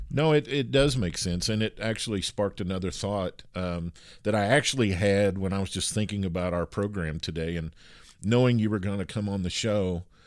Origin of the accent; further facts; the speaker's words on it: Kentucky, United States; I grew up with horses in Kentucky, in the United States